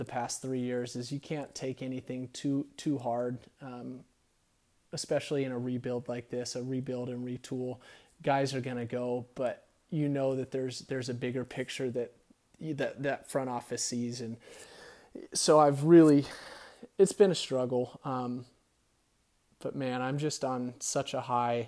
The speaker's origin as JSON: {"language": "English", "town": "Riverside", "region": "California", "country": "United States", "tie": "born or raised there", "said": "It feels cool to rep someone from my hometown"}